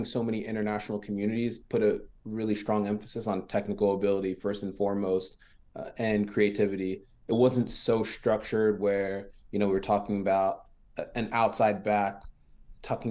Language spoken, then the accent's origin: English; the DMV, Maryland, United States; first language French; English is a second language; also born or lived in France; growing up in the DMV is unique